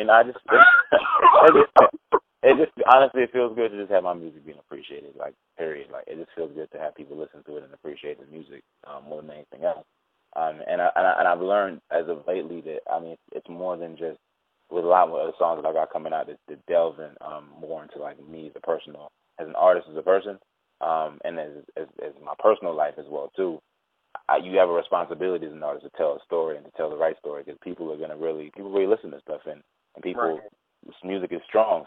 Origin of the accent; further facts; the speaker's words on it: Toronto, Ontario, Canada; moved away as an adult; also born or lived in Nigeria; now in Atlanta, United States; growing up in Toronto